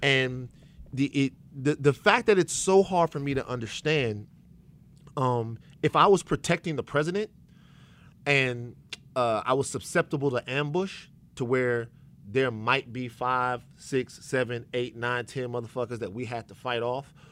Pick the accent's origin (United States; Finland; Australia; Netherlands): United States; Baton Rouge, Louisiana; I'm from Baton Rouge, Louisiana.